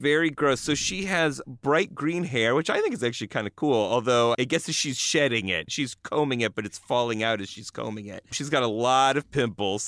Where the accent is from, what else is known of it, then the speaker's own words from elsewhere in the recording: Buffalo, New York, United States; I grew up in Buffalo, New York